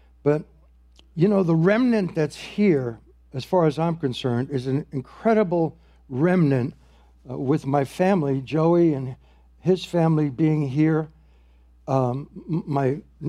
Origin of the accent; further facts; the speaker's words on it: New York, United States; I got a job with the New York Yankees, and I'm from the Bronx, New York, you know